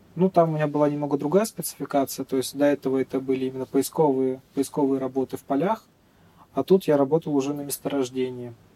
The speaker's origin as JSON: {"language": "Russian", "region": "Saint Petersburg", "country": "Russia", "tie": "born or raised there", "moved": "as an adult", "lives_now": "Magadan Oblast, Russia", "said": "Да, я родился в Петербурге, там же обучался и теперь работаю здесь, в Магаданской области."}